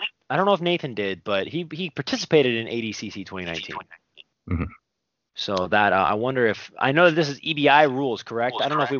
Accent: Arizona, United States; You know, man, we're from Arizona.

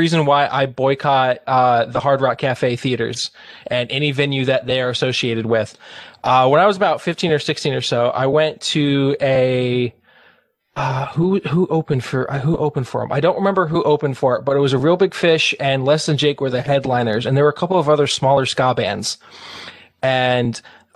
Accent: Florida, United States; I grew up in Florida

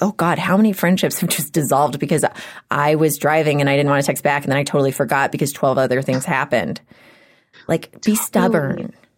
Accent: Houston, Texas, United States; now in Los Angeles, United States; I grew up in Houston

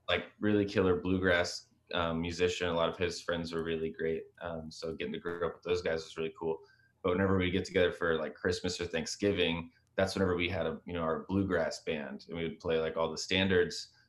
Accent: Texas, United States; I grew up in Texas

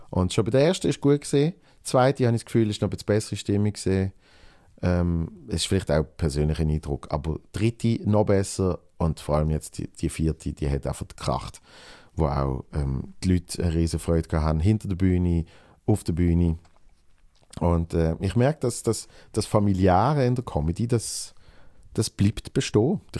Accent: Switzerland; Bruno, äh, Dreifuß und mich als Schweizer, damit so das Trinationale ist.

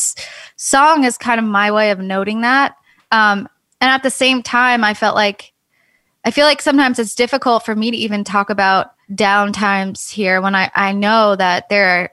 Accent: suburban New York, United States; I was raised in New York and there's definitely a skate scene, but not in like suburban New York in the middle of the winter

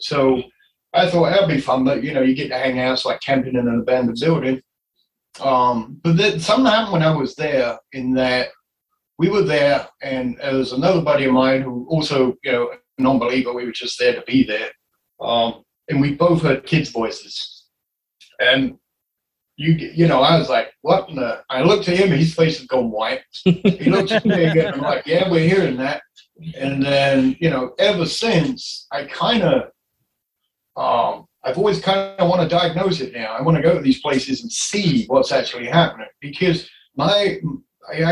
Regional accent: Enfield, London, United Kingdom; now in Iowa, United States; I come from Enfield in London, and I grew up in Enfield.

